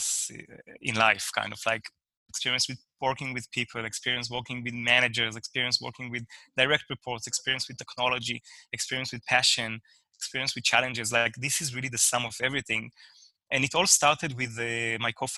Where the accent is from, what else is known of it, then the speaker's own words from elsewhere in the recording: Israel; moved away; I'm originally from Israel